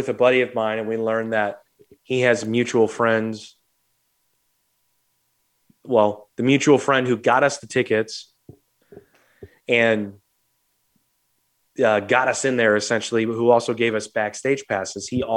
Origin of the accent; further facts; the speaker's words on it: St. Louis, Missouri, United States; two stupid, dumb hardheads from St. Louis